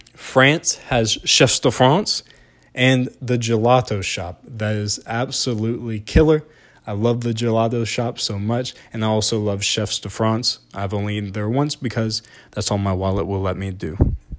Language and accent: English; Deep South, United States; I am from the Deep South